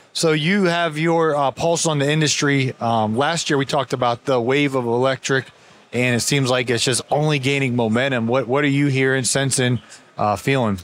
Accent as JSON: {"language": "English", "region": "Ohio", "country": "United States", "tie": "born or raised there", "moved": "yes", "lives_now": "Georgia, United States", "said": "I moved to Georgia to get away from it. I grew up in Ohio"}